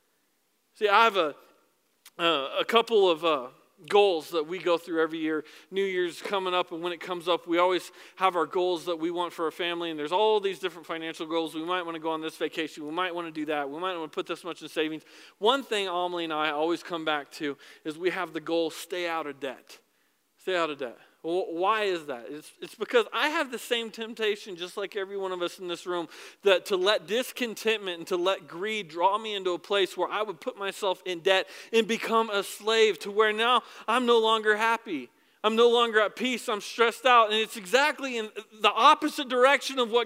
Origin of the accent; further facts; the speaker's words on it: United States; I'm an American